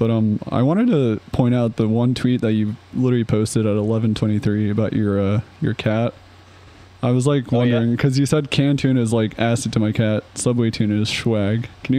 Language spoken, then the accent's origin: English; New Jersey, United States; We're from New Jersey too